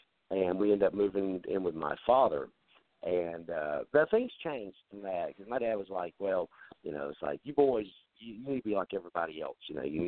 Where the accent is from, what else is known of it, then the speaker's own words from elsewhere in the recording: North Carolina, United States; accent: southern; moved away as an adult; now in Ohio, United States; Yes, I grew up in North Carolina.